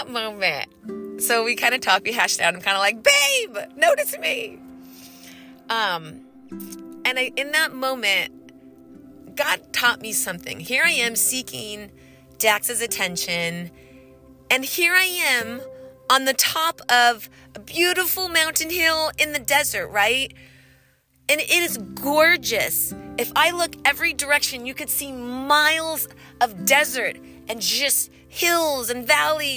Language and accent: English; California, United States; moved away; I grew up riding dirt bikes in the desert growing up in California